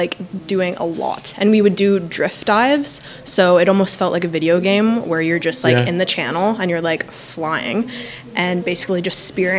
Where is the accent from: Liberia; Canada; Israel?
Canada; I'm from Canada.